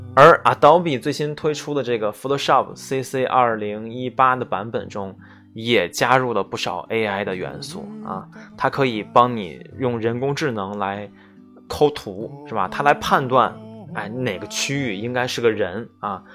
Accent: China; 我们中国人写代码，这个本身就有语言的这个转变嘛

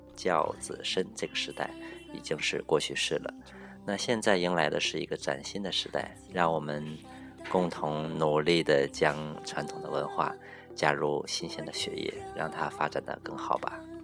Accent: Northeast China, China; moved away; 我是东北人

